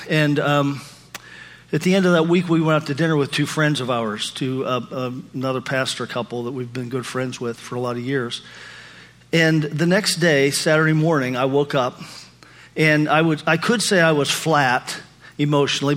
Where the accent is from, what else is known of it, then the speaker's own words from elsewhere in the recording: Pennsylvania, United States; moved away; taking my daughter back to Pennsylvania, to my hometown, with me